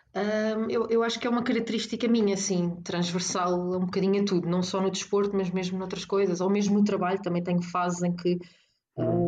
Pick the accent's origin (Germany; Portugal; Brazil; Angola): Portugal; Caldas da Rainha, Leiria District; also born or lived in Porto; eu cresci nas Caldas da Rainha